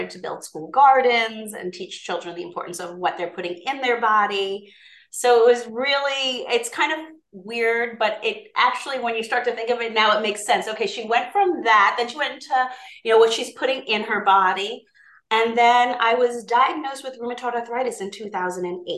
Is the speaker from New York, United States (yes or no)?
yes; Long Island, New York, United States; I'm from the Island of Long